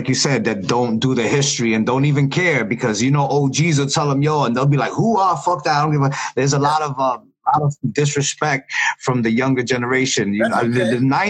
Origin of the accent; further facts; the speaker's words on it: New York City, New York, United States; me growing up in Bushwick